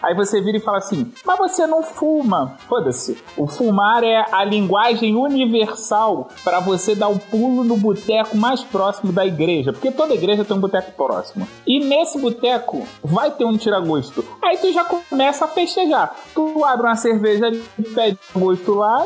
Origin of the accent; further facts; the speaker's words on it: Rio de Janeiro, Brazil; eu sou carioca